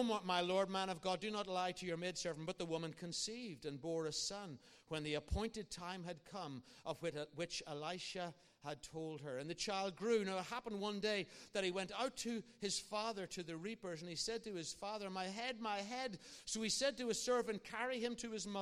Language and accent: English; Ireland; I'm an Irishman.